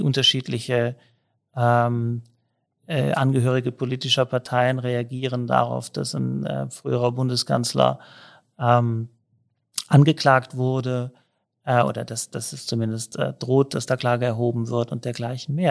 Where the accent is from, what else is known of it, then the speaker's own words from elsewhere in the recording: Cologne, North Rhine-Westphalia, Germany; moved away as an adult; now in Innsbruck, Austria; Ich selber bin viel in Köln aufgewachsen, aber auch lange in Köln gelebt